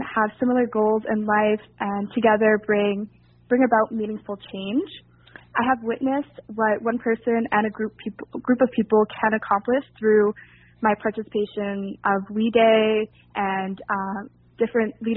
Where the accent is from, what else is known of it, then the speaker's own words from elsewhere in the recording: Montreal, Quebec, Canada; I was born in Montreal, Quebec, and I am currently living in a small town outside of the city